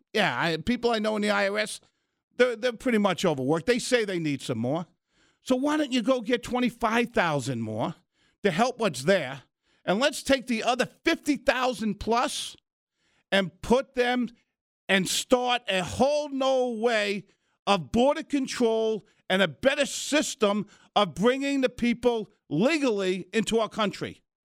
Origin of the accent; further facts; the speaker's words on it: New York, United States; moved away; also born or lived in Arizona; I'm a New Yorker